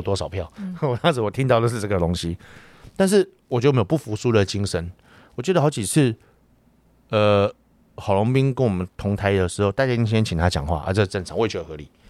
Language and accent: Chinese; Taiwan; 我们台湾人民